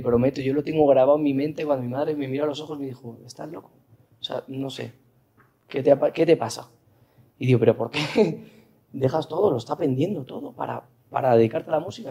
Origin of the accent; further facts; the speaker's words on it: Seville, Andalusia, Spain; also born or lived in Madrid; Prontito me fui a Sevilla porque mi mamá es sevillana